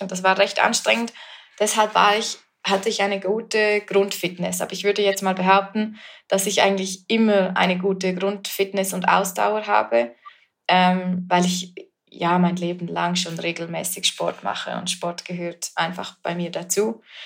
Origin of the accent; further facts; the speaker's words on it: Flims, Graubünden, Switzerland; Ich bin ähm, aus der Schweiz und in den Bergen aufgewachsen